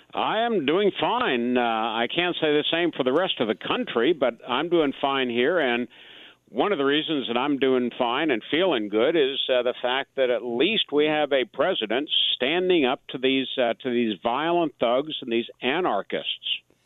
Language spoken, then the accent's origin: English; Atlanta, Georgia, United States; my hometown of Atlanta